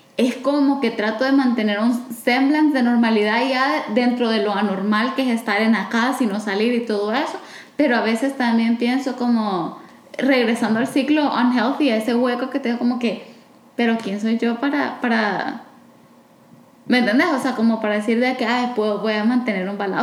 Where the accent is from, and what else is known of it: El Salvador